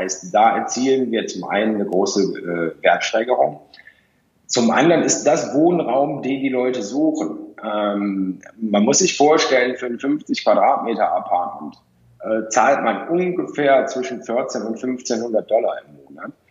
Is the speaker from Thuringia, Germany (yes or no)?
no; Cologne, North Rhine-Westphalia, Germany; ich komme ja aus Köln ursprünglich, da hat man eine Innenstadt, da geht man hin, da sind die Geschäfte.